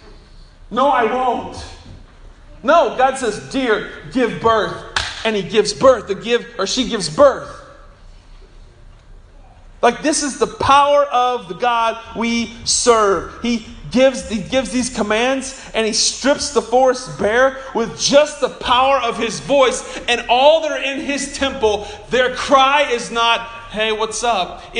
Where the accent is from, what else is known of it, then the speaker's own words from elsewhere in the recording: Bartlesville, Oklahoma, United States; when I was a kid growing up in Bartlesville